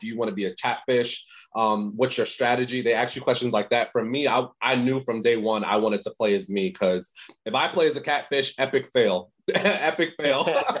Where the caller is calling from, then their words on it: Los Angeles, California, United States; Yeah, I'm in the States. I'm in LA.